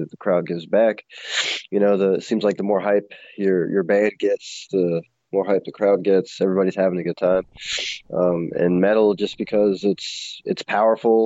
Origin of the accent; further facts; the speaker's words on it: Baltimore, Maryland, United States; now in Roanoke, United States; I'm originally from Baltimore